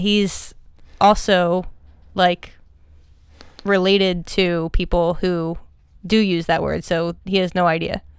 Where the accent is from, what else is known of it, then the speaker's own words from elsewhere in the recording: outside of Philadelphia, Pennsylvania, United States; grew up outside of Philly